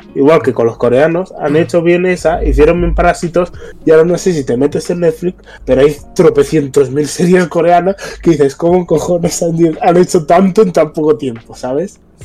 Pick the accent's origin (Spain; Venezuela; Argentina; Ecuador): Spain